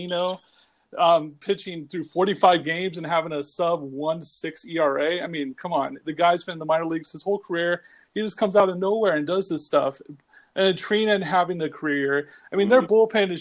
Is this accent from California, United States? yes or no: yes; Central California, United States; I grew up in Central California